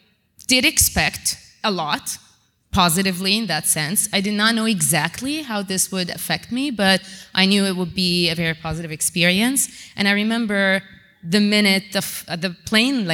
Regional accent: Amman, Amman Governorate, Jordan; I'm from Jordan, from Amman.

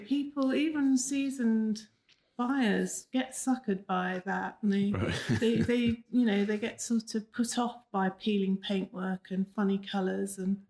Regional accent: London, United Kingdom; moved away as an adult; also born or lived in Cheltenham; Born and raised in London and in Kensington.

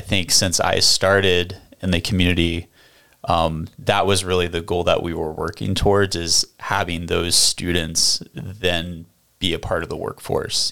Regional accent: Columbus, Ohio, United States; moved away as an adult; now in New Philadelphia, United States; I was born and raised in Columbus

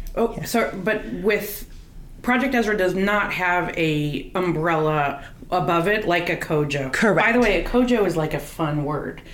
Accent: California, United States; I'm from California also

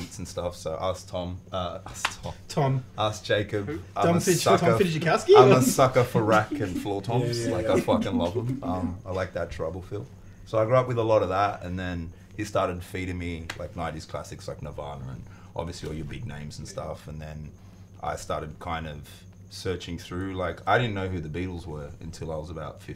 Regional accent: Australia; accent: Aussie; I'm Aussie as fuck.

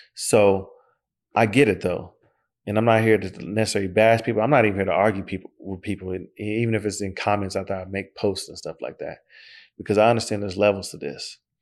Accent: Oklahoma, United States; I'm from Oklahoma

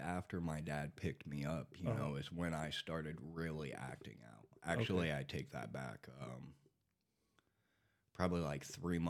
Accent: Texas, United States; born there; I was born in Texas.

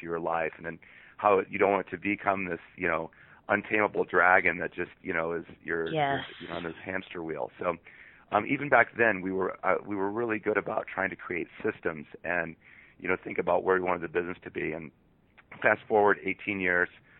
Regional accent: Monroe, Michigan, United States; moved away as an adult; now in Seattle, United States; I'm originally from Monroe, Michigan, and I live in Seattle, Washington now

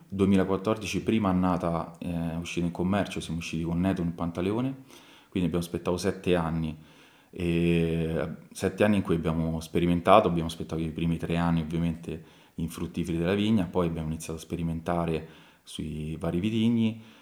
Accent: Tarquinia, Lazio, Italy; io ovviamente ci sono nato a Tarquinio, quindi comunque sono le mie radici, sono, sono nato e cresciuto qua

